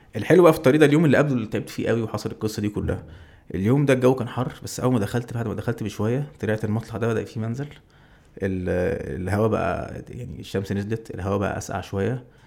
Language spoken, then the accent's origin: Arabic; Egypt; وانا مصري